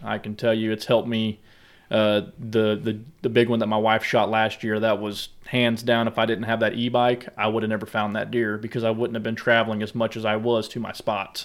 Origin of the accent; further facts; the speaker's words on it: Southwest Missouri, United States; now in Columbia, United States; I grew up in Southwest Missouri, down in the hardwoods